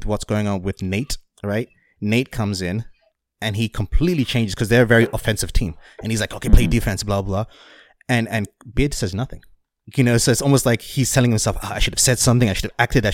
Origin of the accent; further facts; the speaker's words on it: England, United Kingdom; as someone who grew up in England and been around a lot of Irish people